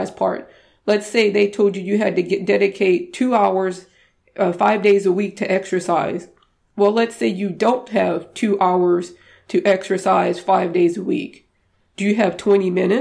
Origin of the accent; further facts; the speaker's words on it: the South, United States; moved away; I'm from the South originally, and I've learned how to cook some of my Cajun dishes